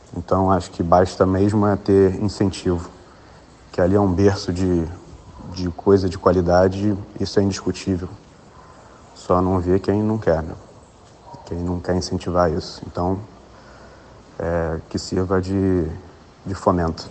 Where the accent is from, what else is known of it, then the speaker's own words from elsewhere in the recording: Rio de Janeiro, Brazil; o meu, meu lugar de origem, o lugar onde eu nasci e me criei